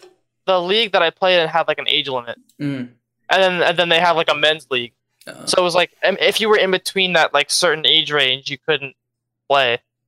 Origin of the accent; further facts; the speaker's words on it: Philadelphia, Pennsylvania, United States; No, always in the Philadelphia school distric